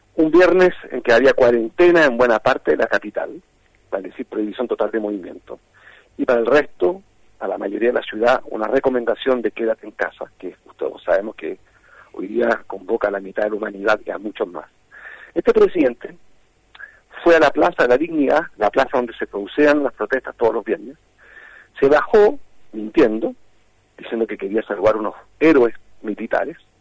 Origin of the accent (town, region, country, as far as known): Chile